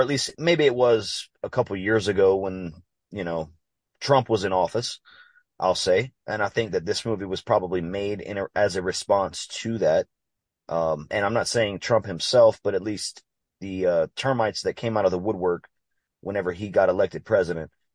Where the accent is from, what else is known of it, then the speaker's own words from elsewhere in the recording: Louisiana, United States; I'm from Louisiana